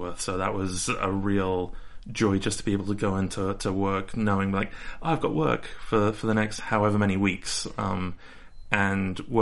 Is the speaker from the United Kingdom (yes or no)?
yes; United Kingdom; moved away as an adult; now in Los Angeles, United States; I'm British. I'm British. I promise, I'm British.